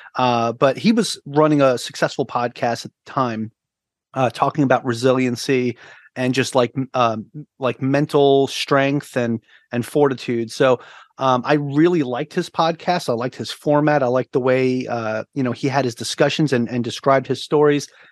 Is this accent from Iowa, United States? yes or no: no; Long Island, New York, United States; moved away as an adult; also born or lived in Virginia; now in Oahu, Hawaii, United States; I'm originally from Long Island, New York, now living on Oahu, Hawaii